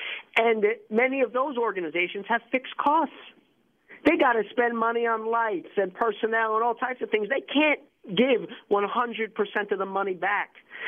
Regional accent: New York, United States; Well, I grew up in New York, man, and Little League, soccer, basketball

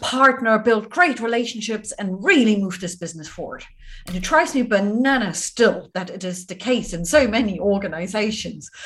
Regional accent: Germany; moved away; my home country, Germany

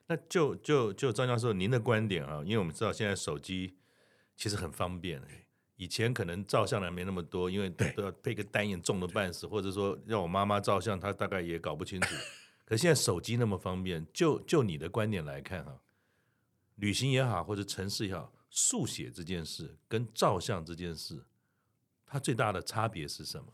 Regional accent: Keelung, Keelung City, Taiwan; 因为我是基隆人

